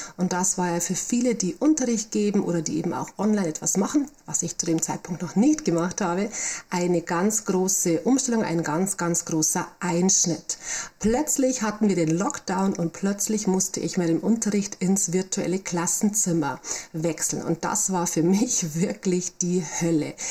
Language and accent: German; Bavaria, Germany; accent: Bavarian; also born or lived in Munich; now in Rosenheim district, Germany; ich komme also aus Bayern, was man, denke ich, an der Stimme auch immer noch deutlich hören kann.